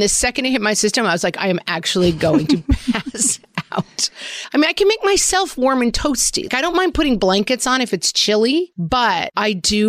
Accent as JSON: {"language": "English", "country": "Ireland", "said": "I am an Irish bog person. I need to be cool and damp at all times."}